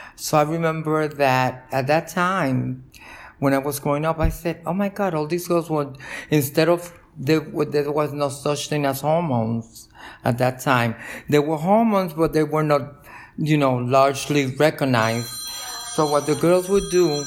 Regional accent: New York City, New York, United States; also born or lived in Cataño, Puerto Rico; I grew up in Brooklyn, in Park Slope

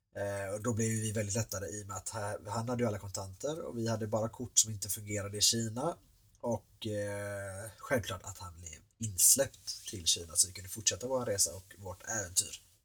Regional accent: Sweden; här hemma i Sverige

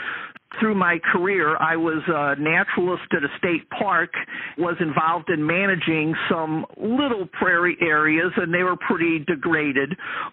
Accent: North St. Louis County, Missouri, United States; Well, I grew up in North St. Louis County.

